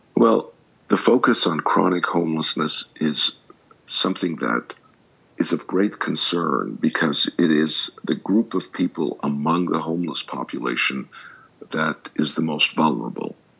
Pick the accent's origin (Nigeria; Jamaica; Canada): Canada; Montreal, Quebec; moved away as an adult; now in United States; I grew up in Montreal. Most of my education was there, and I went to college there, and then I went to graduate school in the states